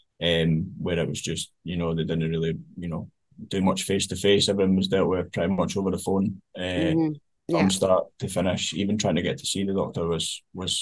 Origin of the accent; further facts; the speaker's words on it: Fife, Scotland, United Kingdom; I'm from Fife